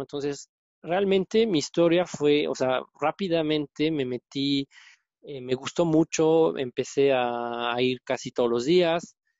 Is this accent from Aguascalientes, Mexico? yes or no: no; Puebla, Mexico; moved away; soy poblano